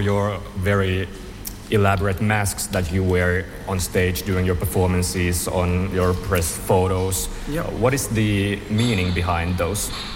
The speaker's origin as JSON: {"language": "English", "country": "Finland", "said": "I'm from Finland"}